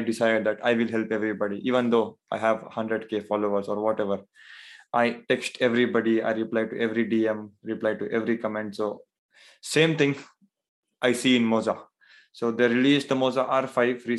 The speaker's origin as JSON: {"language": "English", "country": "India", "said": "I am from, so I'm from India"}